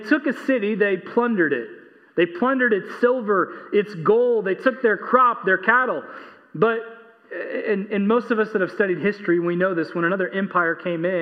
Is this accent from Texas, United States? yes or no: yes; Texas, United States; I'm an American. I'm a Texan